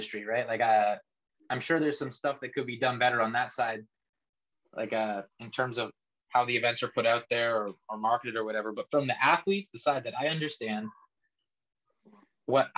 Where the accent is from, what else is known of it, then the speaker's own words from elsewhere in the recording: Canada; moved away as an adult; I was a competitor from Canada